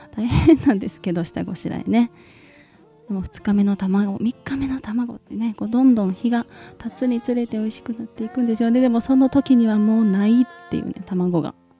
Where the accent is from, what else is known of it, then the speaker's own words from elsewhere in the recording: Kansai, Japan; also born or lived in Hyogo; 光くんと私が関西人なので